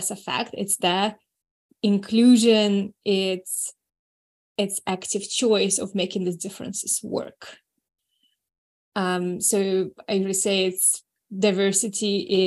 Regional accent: New Zealand; also born or lived in Moscow, Russia; I was born in Moscow, I grew up in New Zealand

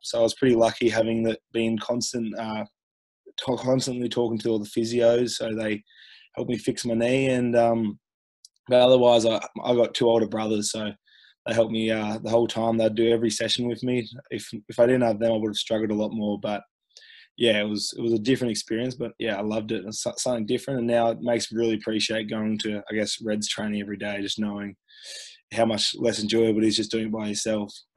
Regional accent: Queensland, Australia; growing up in Queensland

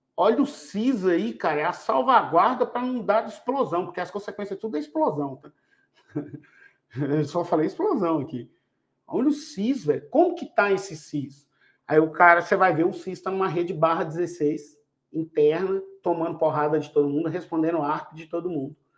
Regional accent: Minas Gerais, Brazil; eu sou mineiro

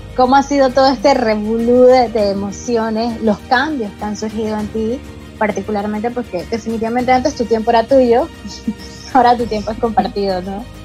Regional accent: Panama; muchísimas mujeres que somos panameñas

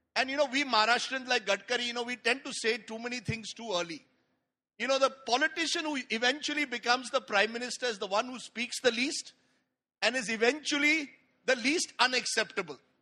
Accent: India; I'm an Indian liberal

